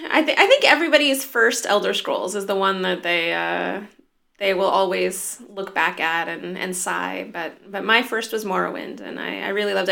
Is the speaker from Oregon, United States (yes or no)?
no; near Joshua Tree National Park, Southern California, United States; also born or lived in Los Angeles / Norway; I was born in L A, and grew up in a tiny little town near Joshua Tree National Park